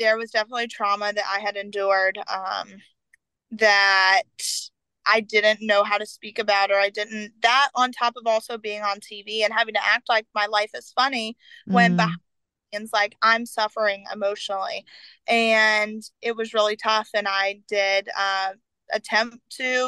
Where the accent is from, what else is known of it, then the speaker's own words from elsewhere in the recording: the South, United States; I grew up in the South